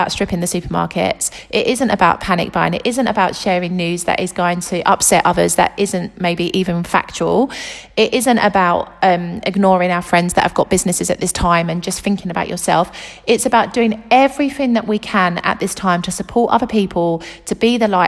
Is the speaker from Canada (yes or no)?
no; United Kingdom; now in Italy; the UK, which is my home country